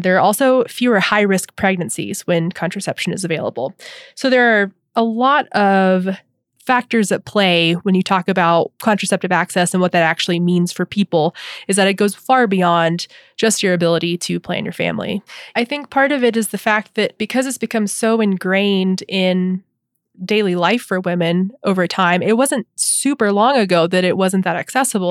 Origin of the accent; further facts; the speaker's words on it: the South, United States; as a adolescent and teen and young adult growing up in the South